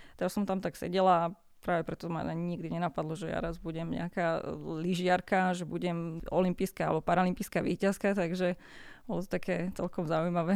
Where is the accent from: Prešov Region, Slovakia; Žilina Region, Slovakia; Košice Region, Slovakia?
Košice Region, Slovakia; Gemer, a small village near Rožňava; Pochádzam z Gemera, z jednej dedinky malej pri Rožňave.